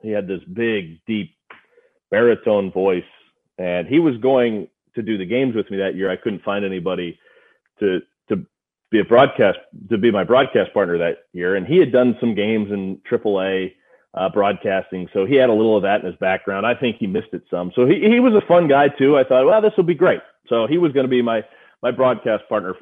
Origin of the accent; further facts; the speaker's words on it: Missouri, United States; I grew up in Missouri